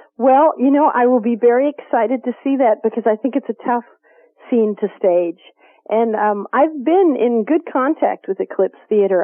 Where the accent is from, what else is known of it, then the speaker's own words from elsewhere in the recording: Kentucky, United States; I grew up in Kentucky